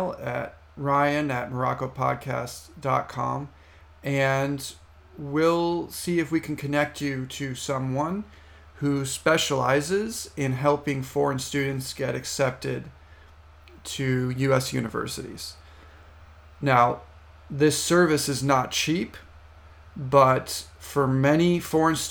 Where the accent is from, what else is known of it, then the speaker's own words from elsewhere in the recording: United States; in the United States, since that's my home country